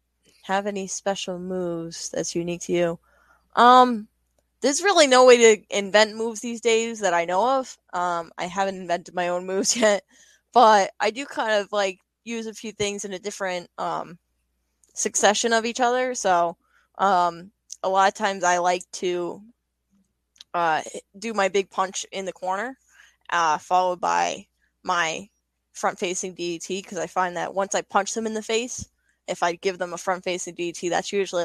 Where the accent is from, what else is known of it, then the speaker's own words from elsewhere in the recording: Long Island, New York, United States; Mick Foley is a big influence of mine because I'm from Long Island.